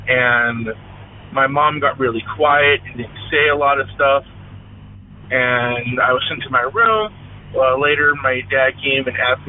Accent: Seattle, Washington, United States; The one I want to tell you about now is when I was a child growing up in the Seattle area.

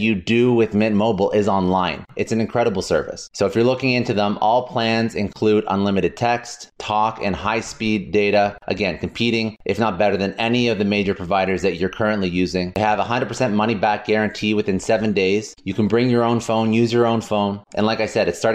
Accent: Canada; now in United States; I'm originally from Canada. Now I'm in the States

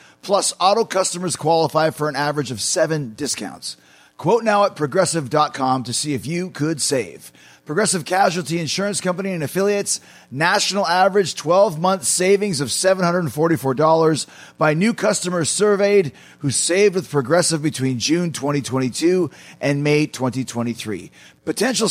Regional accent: Winnipeg, Manitoba, Canada; I'm from Canada, you idiot. I'm from Winnipeg, you idiot. And my fellow Canadians

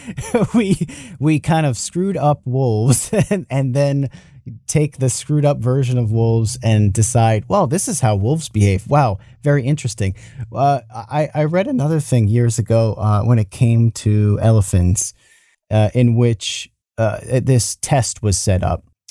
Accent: New York, United States; I'm from New York. I'm fro, I'm from the United States. I'm from New York

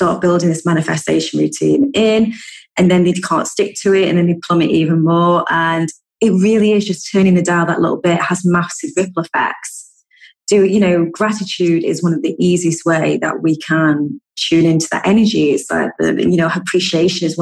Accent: United Kingdom; I'm such a Brit. I love a good cup of tea. We love a good brew in the UK.

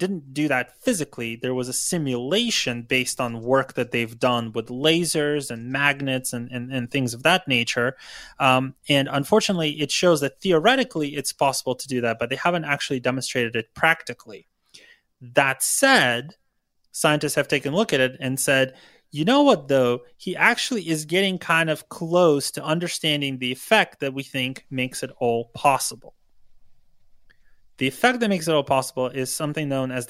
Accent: Ukraine; now in California, United States; I grew up in Ukraine

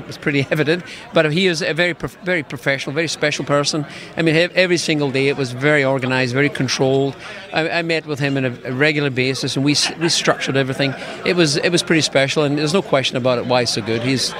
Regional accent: Scotland, United Kingdom; now in Burnaby, Canada; I moved here from Scotland back in 74, but I started at Simon Fraser

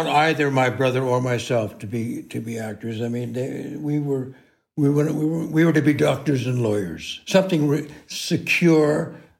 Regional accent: Los Angeles, California, United States; I grew up in the San Fernando Valley. And my brother is 6 years younger than I am.

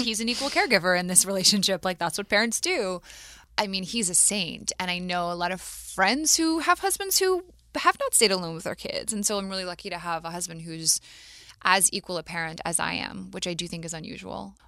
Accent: Matthews, North Carolina, United States; I grew up in Matthews, North Carolina, outside of Charlotte.

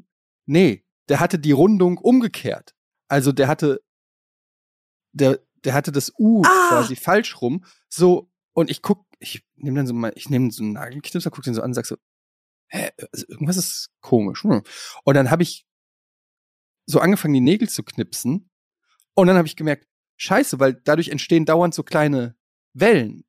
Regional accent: Germany; ich komme ja aus der Ecke, also Kaiserslautern ist nicht weit von Frankfurt

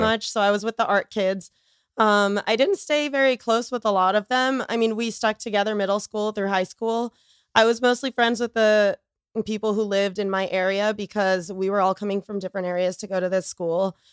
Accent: Boca Raton, Florida, United States; I grew up in Florida

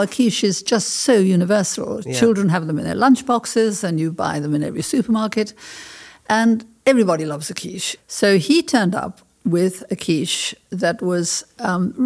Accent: South Africa; moved away as an adult; also born or lived in France; I was born in South Africa. And I lived a very white, privileged, it was apartheid time

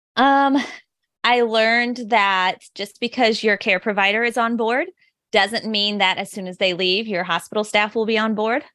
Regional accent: suburb of St. Louis, Illinois side, United States; I am from, like, the Saint Louis, Missouri area, but actually in a suburb of Saint Louis on the Illinois side

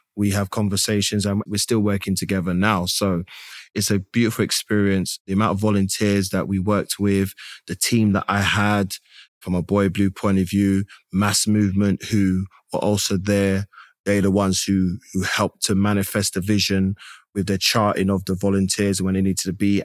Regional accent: London, United Kingdom; I am a British born East London man with Grenadian heritage.

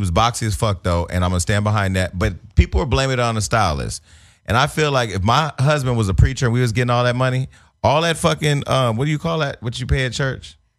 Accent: Northern California, United States; I'm from Northern California, home of the boosters.

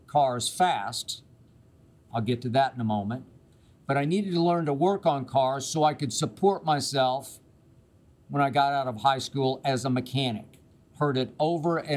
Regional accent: Oklahoma City, Oklahoma, United States; moved away as an adult; also born or lived in Okmulgee, Oklahoma / Nashville, Tennessee; I grew up in Oklahoma City

